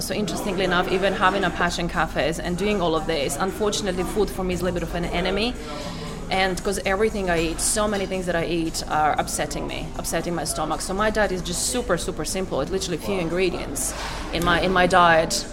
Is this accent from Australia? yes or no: no; Croatia; I'm from Croatia